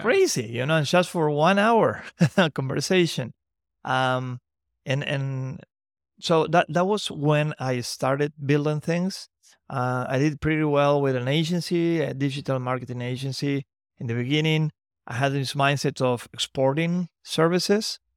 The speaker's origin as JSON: {"language": "English", "region": "Santiago del Estero", "country": "Argentina", "tie": "born or raised there", "said": "from Santiago del Estero, my hometown"}